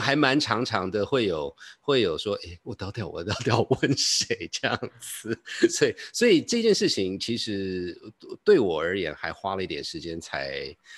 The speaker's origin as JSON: {"language": "Chinese", "country": "Taiwan", "also_born_or_lived": "United States", "moved": "yes", "said": "因为我印象很深刻是我回台湾的时候就有人说立马"}